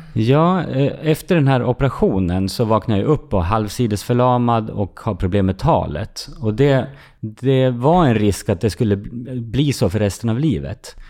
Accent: Fagersta, Västmanland, Sweden; I Fagersta, där jag växte upp

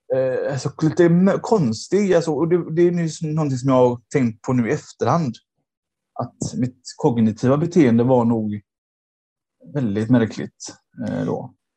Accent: Gothenburg, Västra Götaland, Sweden; moved away as an adult; now in Nödinge, Sweden; jag är då eh, från Göteborg ursprungligen.

